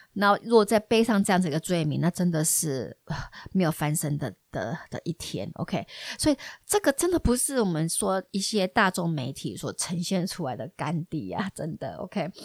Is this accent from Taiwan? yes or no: yes; Taiwan; 我们台湾人